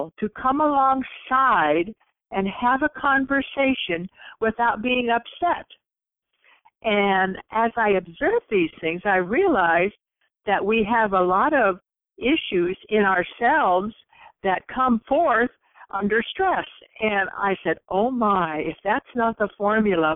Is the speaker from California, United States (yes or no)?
yes; Santa Barbara, California, United States; I am from Santa Barbara, California